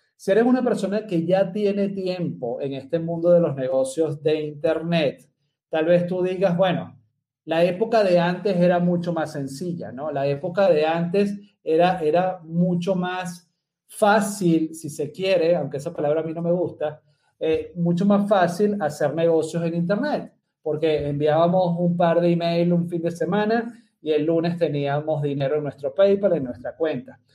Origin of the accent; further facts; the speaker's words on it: Venezuela; moved away as an adult; now in Medellín, Colombia; soy venezolano, vivo en la ciudad de Medellín hace casi más de seis años ya